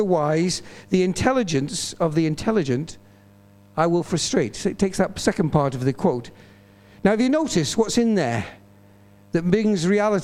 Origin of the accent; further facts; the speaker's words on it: Bishop Auckland, North East England, United Kingdom; also born or lived in Newcastle; I used to go back to church in my hometown in Bishop Auckland, where my dad and mum were pastoring